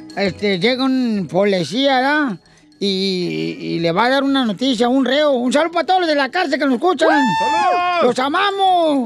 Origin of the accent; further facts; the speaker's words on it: Guasave, Sinaloa, Mexico; Yo soy de Guasave, Sinaloa